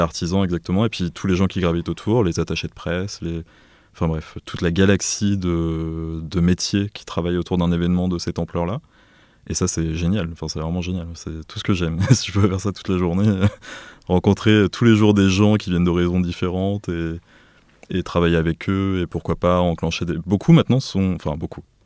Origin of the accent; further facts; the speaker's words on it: Auvers-sur-Oise, Île-de-France, France; also born or lived in Beirut, Lebanon / Paris; j'ai grandi à Auvers-sur-Oise, dans le Val d'Oise